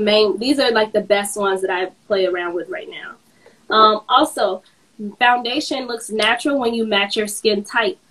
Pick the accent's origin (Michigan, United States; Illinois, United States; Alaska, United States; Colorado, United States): Illinois, United States; Chicago; I'm from Chicago, born and raised